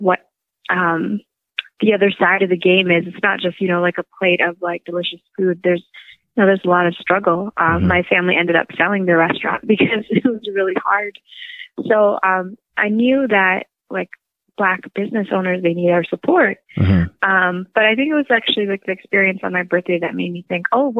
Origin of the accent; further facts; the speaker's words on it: Windsor, Ontario, Canada; I grew up in Windsor, Ontario